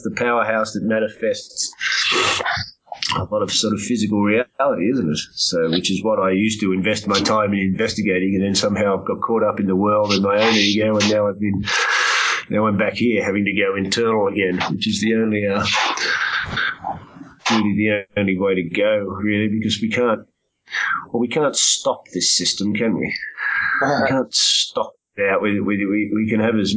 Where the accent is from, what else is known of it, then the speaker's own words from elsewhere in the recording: Australia; growing up in Australia